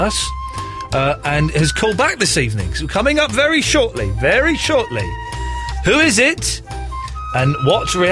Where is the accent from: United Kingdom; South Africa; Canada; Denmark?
United Kingdom; Slough, South East England; moved away as an adult; now in London, United Kingdom; I grew up in Slough.